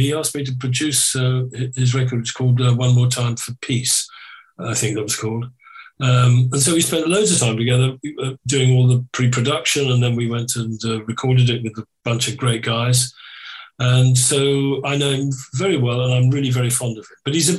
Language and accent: English; Ireland; That sounds really Irish, doesn't it? I am Irish, so loud.